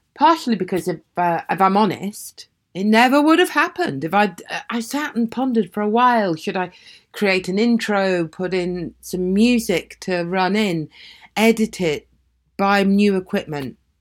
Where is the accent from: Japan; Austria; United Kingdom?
United Kingdom; Aberdeen, Scotland; moved away; also born or lived in South West England; I'm from Aberdeen originally, the same place Elizabeth Blackwell is fr-, was from